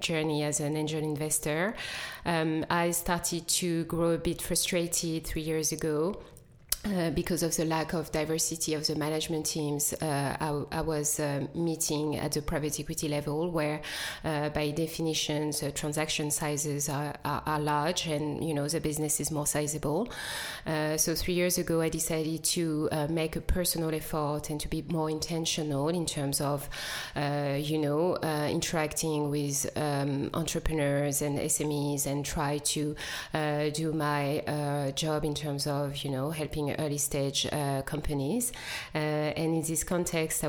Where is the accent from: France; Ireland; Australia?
France; Paris, Île-de-France; English is a second language; moved away as an adult; also born or lived in Democratic Republic of the Congo / London, United Kingdom; now in Cape Town, South Africa; I am originally and proudly from DRC. I grew up in France, did my schooling in Paris